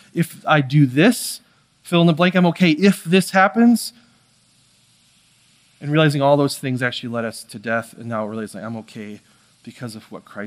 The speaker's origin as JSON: {"language": "English", "country": "United States", "said": "I'm American"}